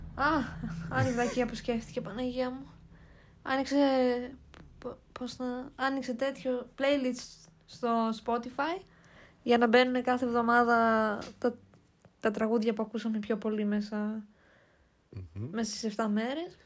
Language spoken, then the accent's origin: Greek; Kastoria, Western Macedonia, Greece; εγώ είμαι από την Καστοριά